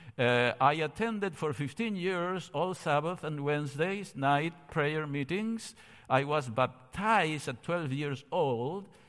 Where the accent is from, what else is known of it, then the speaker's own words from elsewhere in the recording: Córdoba, Argentina; moved away as an adult; I was born in Cordoba, Argentina, thirteen days after the end of World War Two